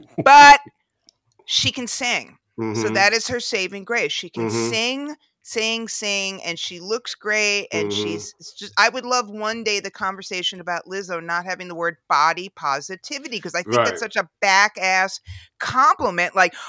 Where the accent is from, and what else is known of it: United States